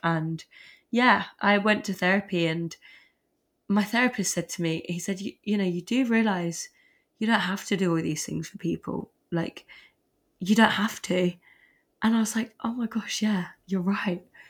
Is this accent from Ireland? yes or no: no; Surrey, South East England, United Kingdom; moved away; I'm from Sun, Surrey originally